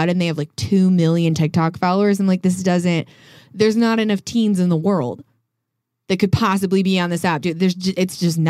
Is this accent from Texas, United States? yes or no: no; Colorado, United States; I'm from Colorado.